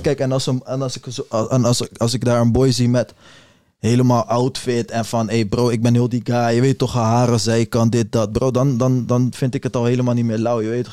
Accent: Netherlands; als Nederlander

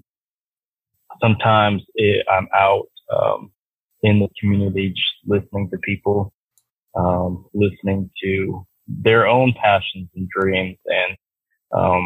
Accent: Douglasville, Georgia, United States; I'm from the Atlanta area. Okay. I lived in a, town called Douglasville, Georgia, which is right outside, the Atlanta perimeter

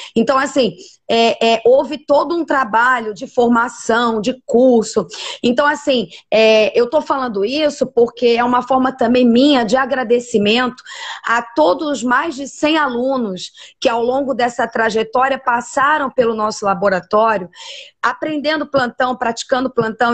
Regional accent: Rio de Janeiro, Brazil; moved away as an adult; also born or lived in Ceará; eu sou carioca e tra já trabalhava na Universidade Veiga de Almeida, é, aqui no Rio de Janeiro, há mais de oito anos

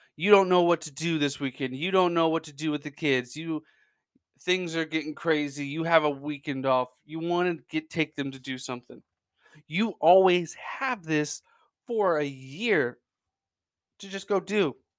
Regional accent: Central Indiana, United States; born and raised in Central Indiana

